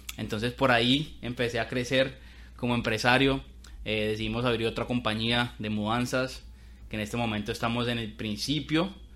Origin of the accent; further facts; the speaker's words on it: Colombia; moved away as an adult; now in United States; claramente soy de Colombia, somos de Colombia. Cali, Colombia, Bogotá